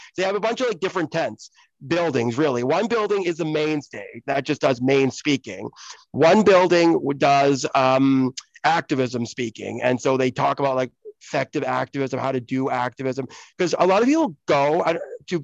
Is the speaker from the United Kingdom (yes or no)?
yes; Oxford, South East England, United Kingdom; born there; And so I actually was born in the UK. Like, I was born in Oxford, England, in the UK.